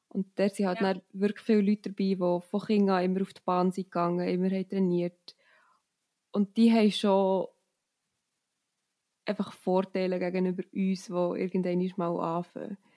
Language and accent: German; Steffisburg, Bern, Switzerland; Ich komme aus Steffisburg in der Schweiz. Das ist sehr so am Rand vom Berner Oberland. Man sagt, oh, es ist jetzt Tor zum Berner Oberland. Also ich habe einen mega schönen Ausblick auf die Berge und bin auch hier aufgewachsen.